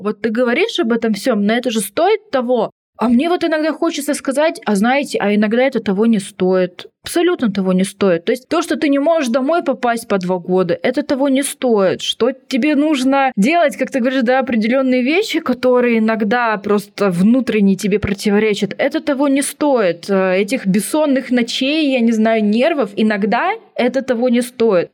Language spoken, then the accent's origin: Russian; near Tomsk, Western Siberia, Tomsk Oblast, Russia; moved away; я вот родилась в Томске под Томском даже, в Сибири, в Западной